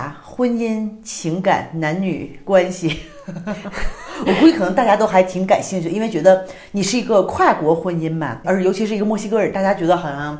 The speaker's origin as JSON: {"language": "Chinese", "country": "China", "moved": "yes", "lives_now": "Mexico", "said": "我们中国人是客气"}